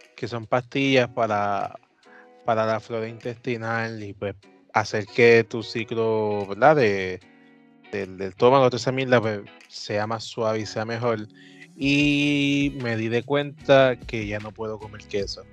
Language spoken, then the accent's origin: Spanish; Puerto Rico